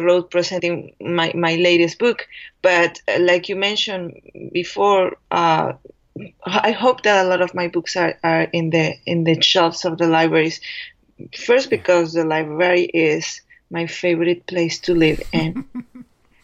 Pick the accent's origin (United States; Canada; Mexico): Mexico; English is a second language; moved away; I am an immigrant, and I was born in Mexico.